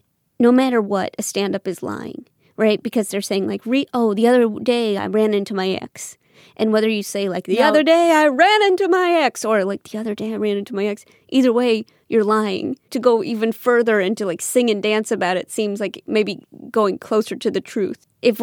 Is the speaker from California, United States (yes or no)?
no; St. Louis, Missouri, United States; St. Louis. So it's a Missouri for me.